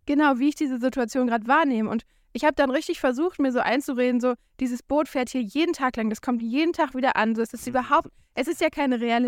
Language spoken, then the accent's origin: German; Germany; moved away; als Deutscher